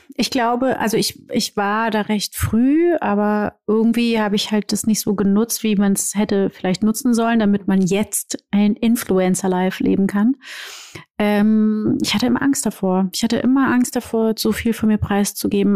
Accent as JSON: {"language": "German", "country": "Brazil", "moved": "yes", "said": "ich bin Brasilianerin und ich sehe so aus, wie ich aussehe und bin trotzdem Brasilianerin."}